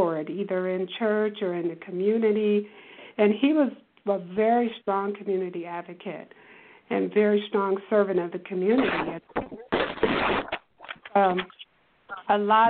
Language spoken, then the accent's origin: English; Detroit, Michigan, United States; I'm a native Detroiter. I was born in Detroit, and for those who herald from the east side of Detroit, I'm originally an east sider